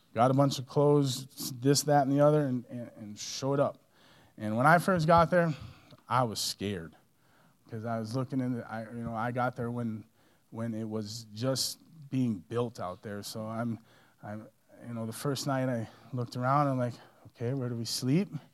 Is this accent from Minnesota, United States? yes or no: yes; Minnesota, United States; moved away; also born or lived in Colorado Springs; growing up in Minnesota, uh, I grew up in a small Catholic family